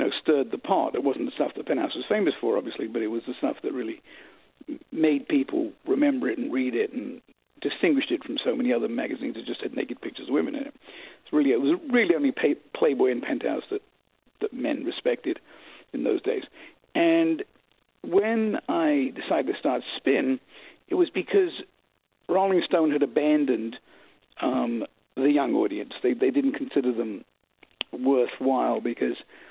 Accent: London, United Kingdom; also born or lived in New York City, United States; now in United States; I was born in New York City, and I grew up in London, England. And then we moved back to America in 1971, and I've really been here ever since.

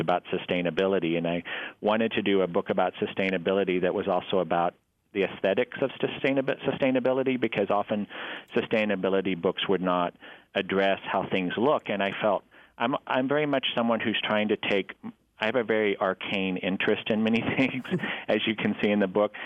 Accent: Abilene, Texas, United States; also born or lived in New York; now in Des Moines, United States; I grew up in Abilene, Texas, in West Texas, a town of about 90,000

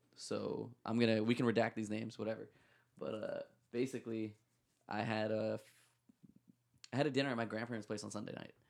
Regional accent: Toronto, Ontario, Canada; I was born in Scarborough General

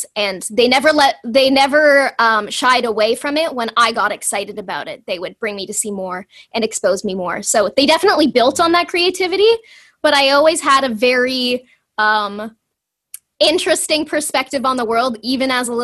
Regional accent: Toronto, Ontario, Canada; I grew up in the Greater Toronto Area.

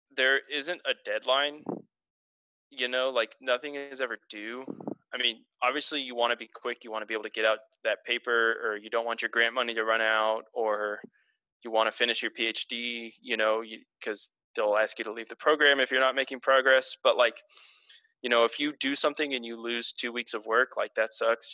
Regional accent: Houston, Texas, United States; now in Portland, United States; I'm from Houston, Texas, the greatest city on earth.

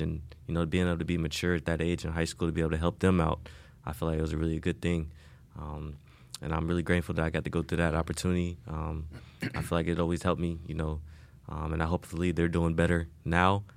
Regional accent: Indianapolis, Indiana, United States; moved away as an adult; also born or lived in Wisconsin; now in Miami, United States; I grew up, you know, basically my whole life in Indianapolis.

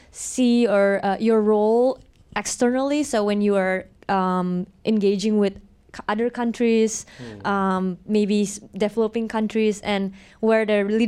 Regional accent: Indonesia; moved away; I'm originally from Indonesia, and I'm here doing a master in epidemiology.

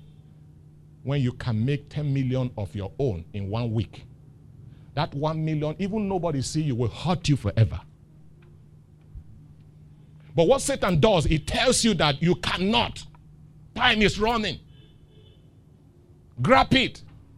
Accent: Lagos, Nigeria; I grew up in Dolphin Estate

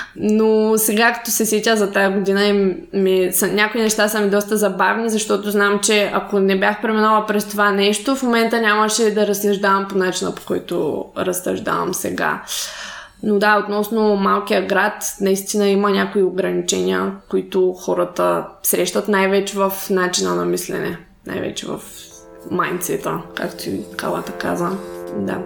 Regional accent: Shumen Province, Bulgaria; аз съм от Шумен

